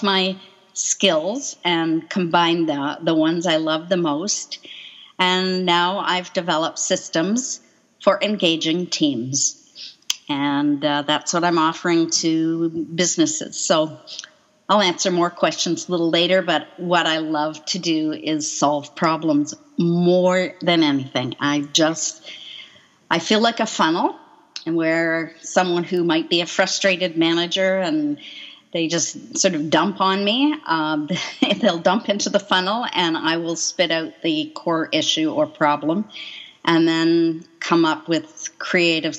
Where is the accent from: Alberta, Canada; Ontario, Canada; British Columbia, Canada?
British Columbia, Canada; Coquitlam; also born or lived in Quebec / North Vancouver; I was born in Quebec, just south of Montreal, and moved out here and grew up in Coquitlam and then spent most of my adult life in North Vancouver